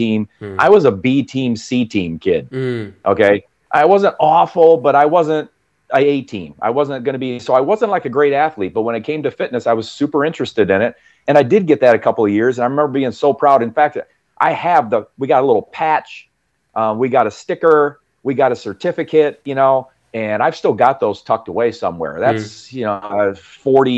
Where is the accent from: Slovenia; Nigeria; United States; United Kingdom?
United States; central United States, Midwest; I'm obviously from the United States, central United States.